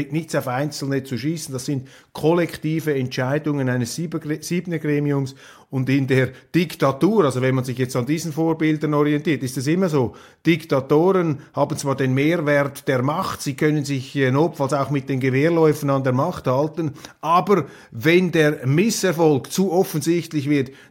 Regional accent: Switzerland

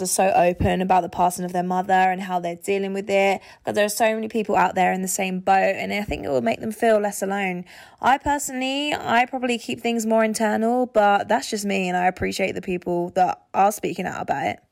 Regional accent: London, United Kingdom; also born or lived in Essex; where we live is on the border of Essex and London

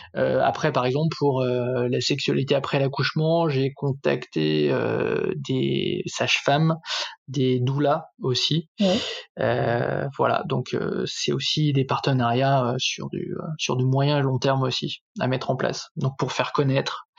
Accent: Saint-Étienne, Auvergne-Rhône-Alpes, France; now in Paris region, France; j'habite en région parisienne, je suis originaire de Saint-Étienne

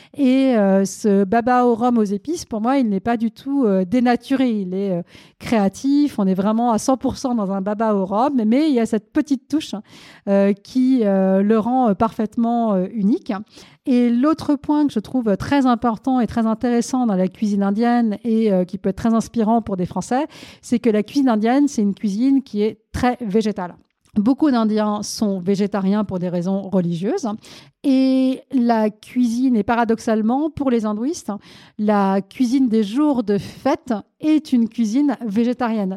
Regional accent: France; also born or lived in India; Je suis née en Inde, mais je suis arrivée en France lorsque j'étais toute petite

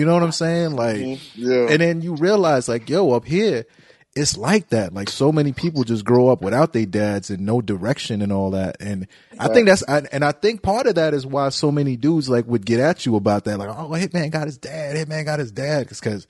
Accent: New York, United States; born or raised there; moved away as an adult; also born or lived in Haiti; now in Cleveland, United States

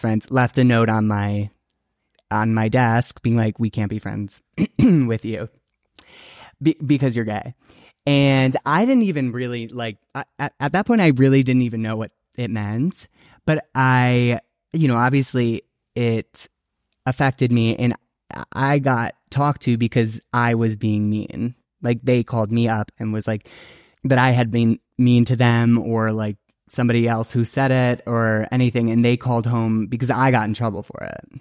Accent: Naperville, Illinois, United States; I grew up in Naperville, Illinois

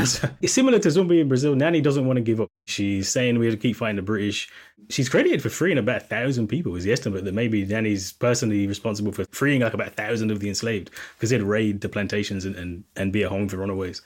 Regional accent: Jamaica; As a Jamaican

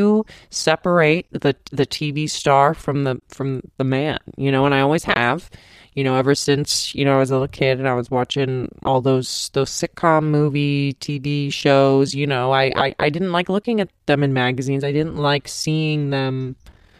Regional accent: Montrose, California, United States; now in Rancho Cucamonga, United States; I grew up in Montrose and, you know, of course it's in Southern California

